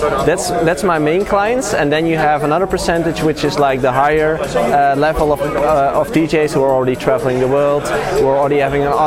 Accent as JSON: {"language": "English", "town": "Tilburg", "region": "North Brabant", "country": "Netherlands", "said": "I'm from the south of, do you know, Tilburg?"}